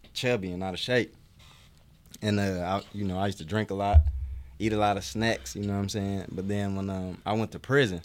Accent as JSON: {"language": "English", "town": "Detroit", "region": "Michigan", "country": "United States", "said": "I'm from Detroit, Michigan. And, you know, growing up, I played sports"}